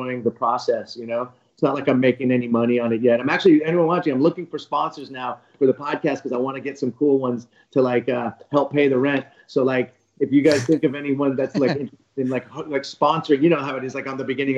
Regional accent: Bay Area, California, United States; I'm from the Bay Area

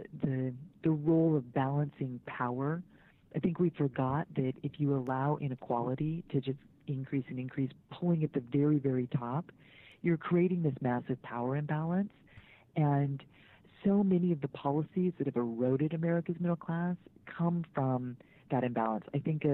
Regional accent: Mukilteo, Washington, United States; I grew up in the Seattle area, actually. I spent my school years in Mukilteo, Washington

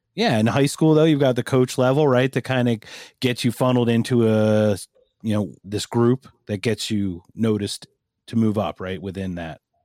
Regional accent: Philadelphia, Pennsylvania, United States; I'm from Philadelphia.

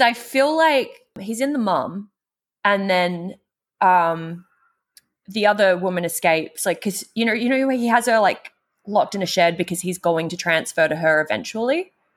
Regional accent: Australia; now in United States; I grew up in the Australian outback

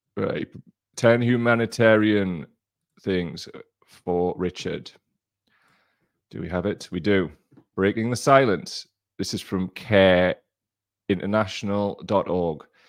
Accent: Gator / Blyth area, North East England, United Kingdom; we're from Gator and Blythe

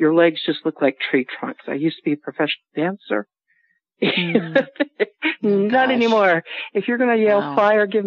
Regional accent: Asheville, North Carolina, United States; now in Salt Lake City, United States; I grew up in Asheville

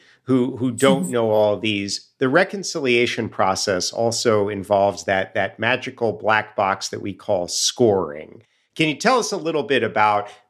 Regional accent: Chicago, Illinois, United States; I am from Chicago. I am not a DC person

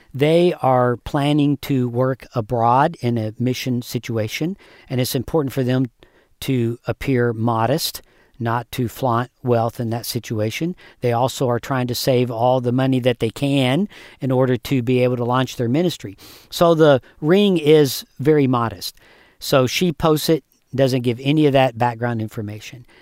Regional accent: United States; as an American.

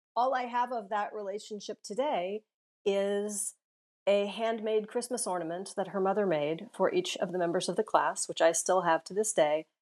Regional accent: Southern California, United States; moved away as an adult; also born or lived in Santa Monica, California / Massachusetts; now in Tokyo, Japan; I grew up in Southern California

